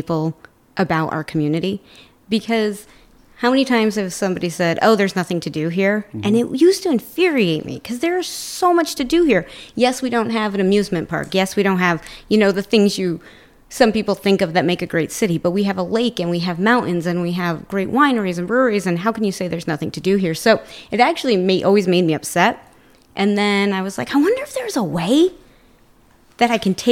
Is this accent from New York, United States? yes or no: yes; Plattsburgh, New York, United States; also born or lived in Rochester, New York / Vermont; I'm actually from this area. So I was born in Rochester, lived in Vermont for a little while, but my family's from here.